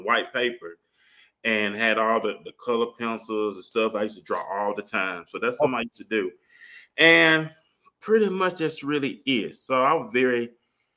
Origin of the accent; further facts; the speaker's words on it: Mobile, Alabama, United States; moved away as an adult; now in Arlington, United States; I grew up in Mobile. You know, people think Mobile, Alabama is a small town. They probably think dirt roads, and it's really not. It's a city, small city, but it's a city. Grew up there, born and raised there